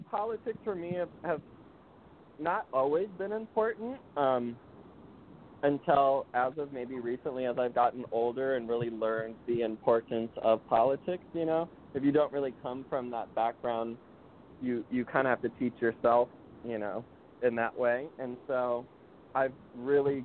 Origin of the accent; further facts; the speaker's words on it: Minnesota, United States; now in Los Angeles, United States; I grew up in Minnesota originally